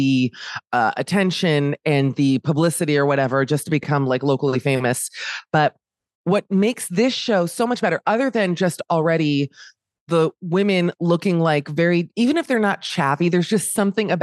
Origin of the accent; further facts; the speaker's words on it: Miami, Florida, United States; I'm from Miami